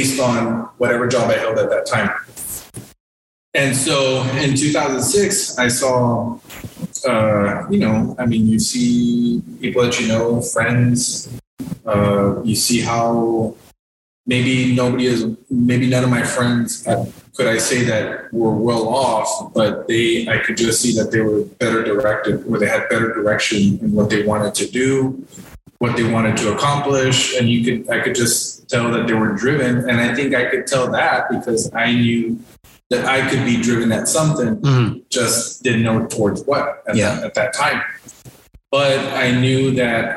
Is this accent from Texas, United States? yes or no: yes; Encauchosa, Texas, United States; I am originally from Encauchosa